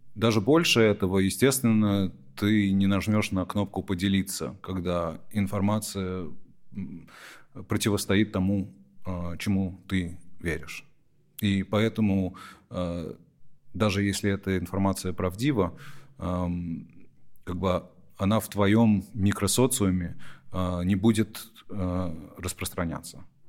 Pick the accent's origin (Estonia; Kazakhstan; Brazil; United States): United States; когда я рос в Америке, я эмигрировал в Америку, когда мне было всего полтора года, что мама заставляла нас говорить дома, и что я сохранил язык